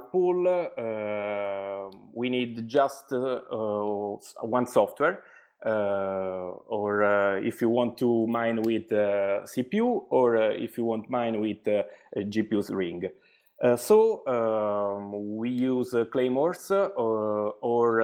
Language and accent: English; Italy; English is a second language; I'm from Italy.